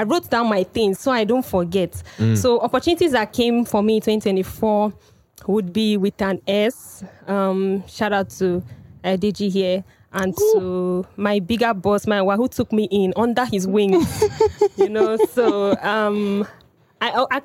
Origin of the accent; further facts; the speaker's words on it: Cross River, Nigeria; I hail from Cross River State. I hail from Cross River State, a very minority group